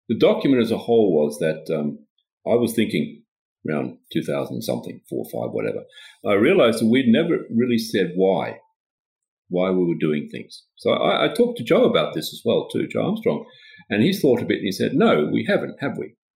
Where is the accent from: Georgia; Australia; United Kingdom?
Australia; also born or lived in Sweden; now in Stockholm, Sweden; Well, I'm Swedish, but I, my, I grew up in Australia because my father was working there for a Swedish, Swedish company.